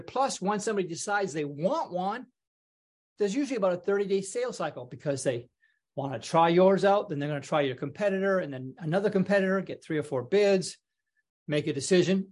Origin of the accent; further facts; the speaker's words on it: British Columbia, Canada; moved away as an adult; also born or lived in Toronto, Canada; I grew up in Canada